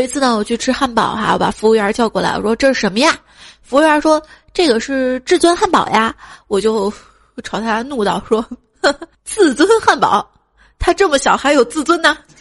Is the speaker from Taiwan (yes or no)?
no; China; 我们中国人